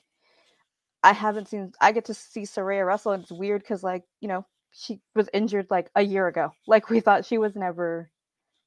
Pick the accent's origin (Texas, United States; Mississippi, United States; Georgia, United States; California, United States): California, United States; Fresno; This is where I am, y'all. This is where I live. This is my hometown